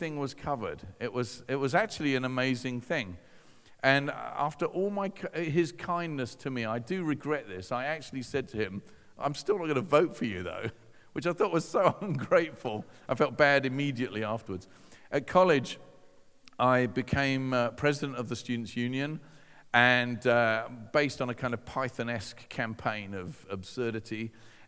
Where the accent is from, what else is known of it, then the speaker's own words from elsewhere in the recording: Hove, South East England, United Kingdom; I'm this teenager from Hove